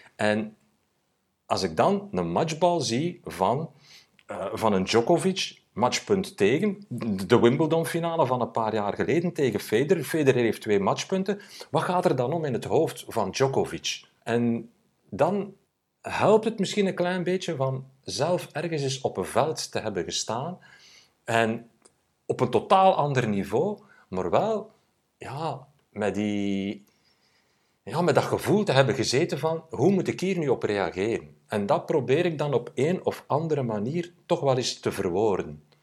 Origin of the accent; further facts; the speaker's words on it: Sint-Niklaas, Flanders, Belgium; als een klein manneke, ik ben van Sint-Niklaas